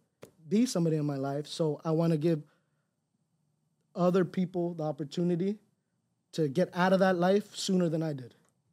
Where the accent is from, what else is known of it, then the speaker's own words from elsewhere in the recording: Los Angeles, California, United States; moved away; It's hard because I came from Cali. I was born in Los Angeles. So I came over here. I only had my immediate family.